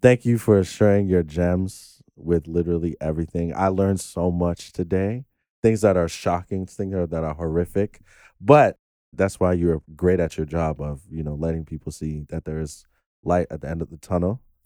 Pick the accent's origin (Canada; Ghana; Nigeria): Ghana; I'm Ghanaian